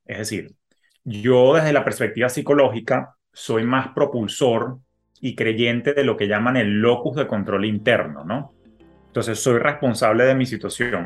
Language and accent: Spanish; Venezuela; moved away; yo que vengo de Venezuela